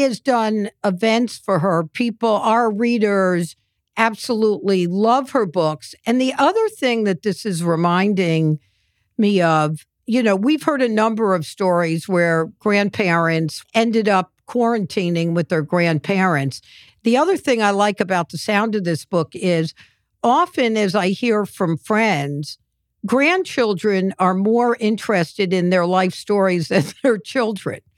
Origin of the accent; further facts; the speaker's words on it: New York City, New York, United States; I was on the Lower East Side. We called that kibitzing.